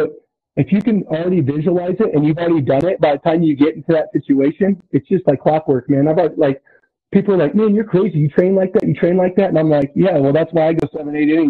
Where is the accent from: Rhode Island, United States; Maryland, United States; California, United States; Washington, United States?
California, United States; Susanville; I'm from Susanville, so it's Lassen Community College up in Northern California